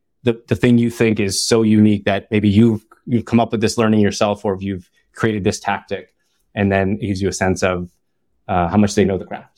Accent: Ottawa, Ontario, Canada; now in Bay Area, United States; I'm from Ottawa, and there's a lot of shawarma, Lebanese shawarma everywhere.

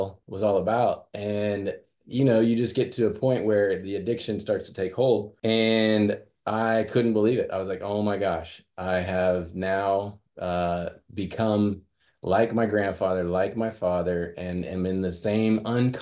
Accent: Midwest, United States; growing up in the Midwest

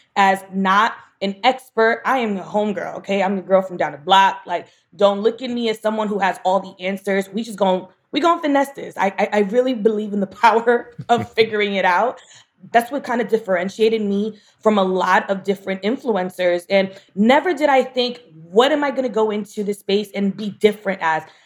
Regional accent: New York City, New York, United States; I'm from Bushwick

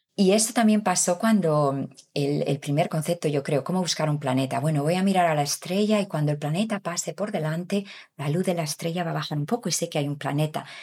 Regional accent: Galicia, Spain; moved away as an adult; also born or lived in England / Canada; soy de Galicia, del norte de España, donde está Santiago de Compostela

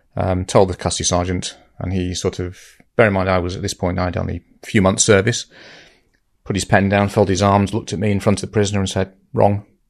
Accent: Lytham St Annes, North West England, United Kingdom; moved away as an adult; also born or lived in London; if you're from Lytham, you like to call it Lytham

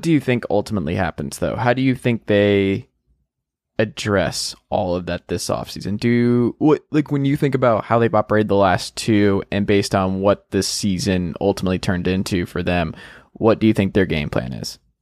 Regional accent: the South, United States; I'm from the South where there is a Chick-fil-A

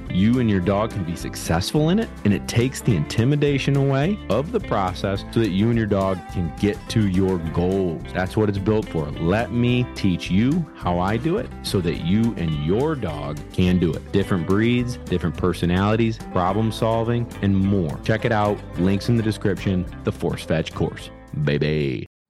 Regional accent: Parish, New York, United States; my hometown

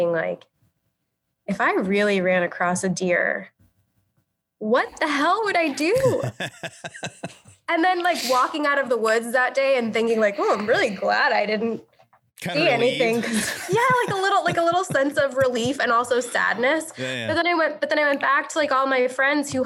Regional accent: Long Island, New York, United States; I grew up on Long Island

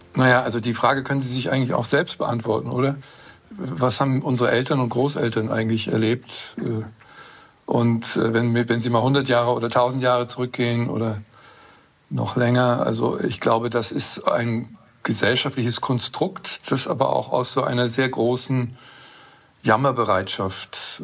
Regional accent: Northern Germany, Germany; Ich bin in Norddeutschland aufgewachsen

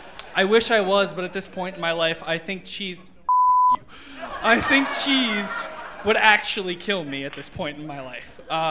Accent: Parma, Ohio, United States; So as Mike Polk mentioned, I'm from Parma.

